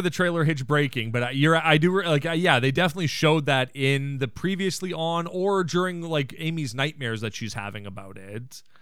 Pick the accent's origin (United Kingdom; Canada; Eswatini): Canada; we're Canadian as frick now